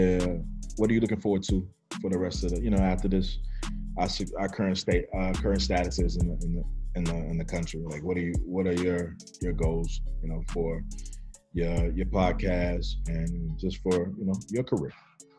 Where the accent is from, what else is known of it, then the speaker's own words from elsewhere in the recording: the South, United States; I'm from the South